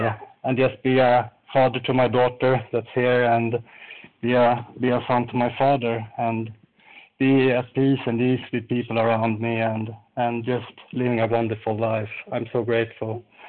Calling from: Falun, Dalarna County, Sweden; I'm calling from Falun in Sweden.

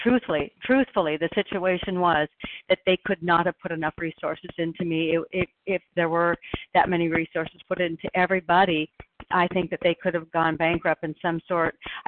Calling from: Oregon, United States

